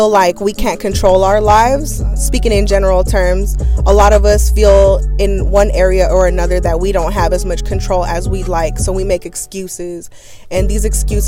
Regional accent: Oakland, California, United States; also born or lived in Mexico; I was born in Mexico, but I've been here living in the east side of Oakland my whole life

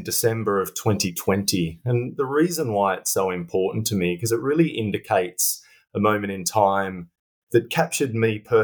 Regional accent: Australia; moved away as an adult; now in London, United Kingdom; I'm an Australian living in London.

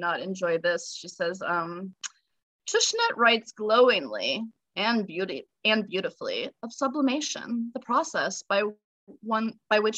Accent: United States; I'm such a shitty American

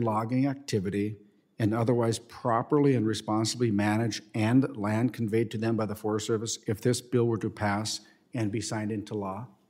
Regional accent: Minnesota, United States; my home state of Minnesota

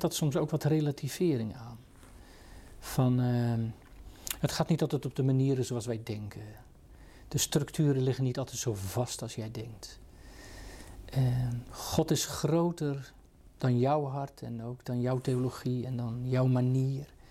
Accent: Katwijk, South Holland, Netherlands; ik ben in de Katwijkse context groot geworden

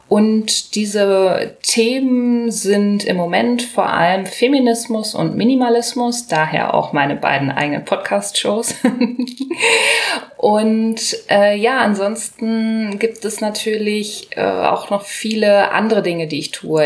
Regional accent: Hanover, Lower Saxony, Germany

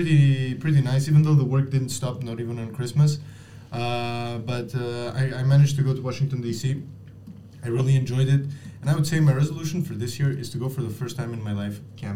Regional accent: Greece; now in Brussels, Belgium; I'm from Greece.

